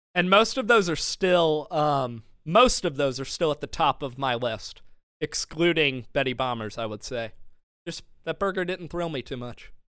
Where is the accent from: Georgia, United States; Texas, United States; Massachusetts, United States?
Georgia, United States; Madison; my hometown, Madison, Georgia